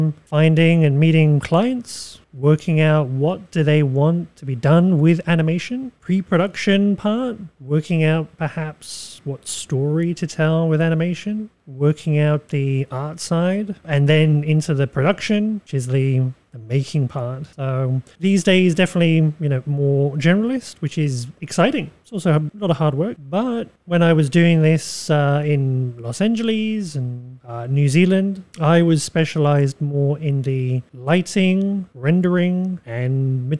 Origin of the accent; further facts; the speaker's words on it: United Kingdom; moved away; I am British, although my accent might not indicate that much.